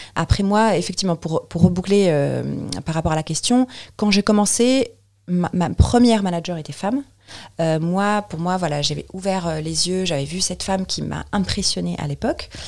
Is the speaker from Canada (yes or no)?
no; Tunis, Tunis Governorate, Tunisia; moved away as an adult; now in Paris, France; je viens de Tunis. Oui. en fait, je suis, je suis tunisienne naturalisée française.